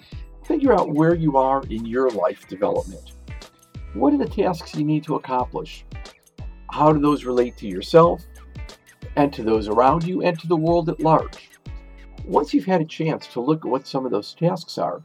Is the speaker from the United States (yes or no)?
yes; Chicago, Illinois, United States; University of Chicago, my hometown